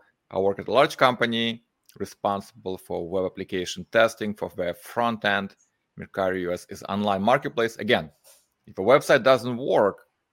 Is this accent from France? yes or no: no; Moldova; I'm from Moldova.